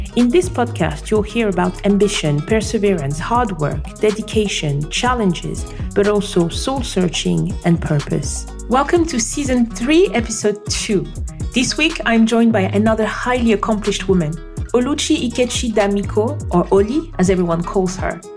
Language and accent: English; Côte d’Ivoire; now in London, United Kingdom; I grew up in the Ivory Coast